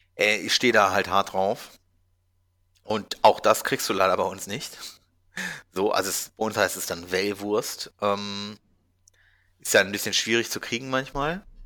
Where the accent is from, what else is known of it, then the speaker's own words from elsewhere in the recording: Hanover, Lower Saxony, Germany; moved away; Bei uns in Hannover